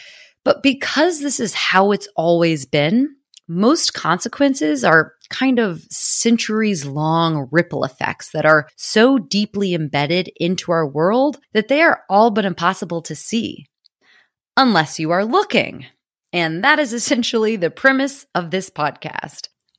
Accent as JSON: {"language": "English", "country": "United States", "lives_now": "London, United Kingdom", "said": "I am an American living in London, so you may notice a combination of British and American English because I can no longer control it."}